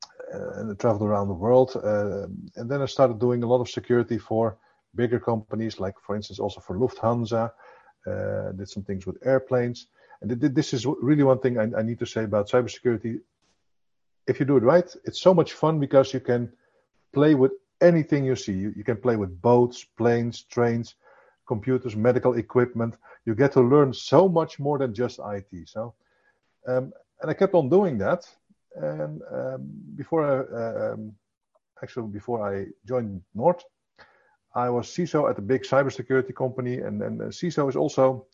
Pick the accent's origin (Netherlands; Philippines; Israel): Netherlands; Zwolle, Overijssel; also born or lived in Amsterdam; I hail from the beautiful city of Zwolle in the Netherlands